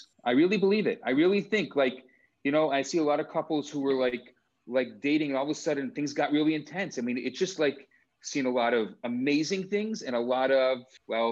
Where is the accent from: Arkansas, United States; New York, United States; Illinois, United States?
Illinois, United States; Des Plaines; I was raised in Des Plaines, Illinois, right outside of Chicago